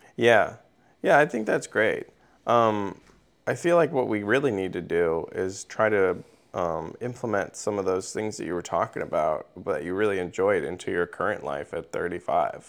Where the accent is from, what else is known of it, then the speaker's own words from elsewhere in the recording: Missouri, United States; I'm a teenager from Missouri